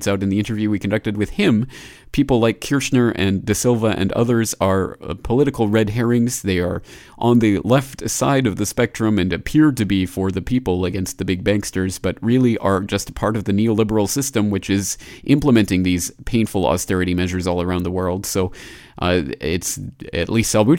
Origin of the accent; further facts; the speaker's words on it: Canada; my home country of Canada